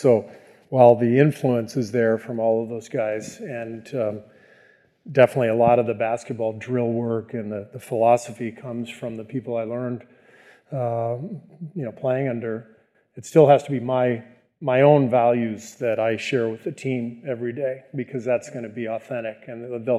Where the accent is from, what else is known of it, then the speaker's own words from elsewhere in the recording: Beirut, Beirut Governorate, Lebanon; born there; also born or lived in Cairo, Egypt / France / Tunisia; You know, I was born in Beirut, as you mentioned. I lived in Cairo, Egypt for about 3 years when my dad was a visiting professor at the American University there.